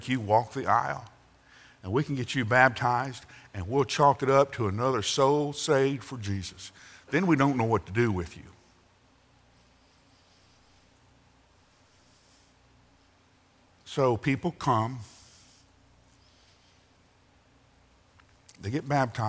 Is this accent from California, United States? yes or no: no; Alabama, United States; when I was growing up in Alabama